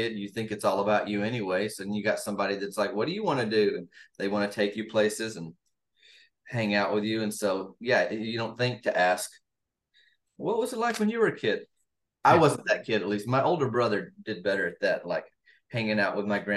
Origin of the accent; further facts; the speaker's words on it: Arkansas, United States; now in Southern California, United States; I'm from Arkansas originally, but I live in Southern California.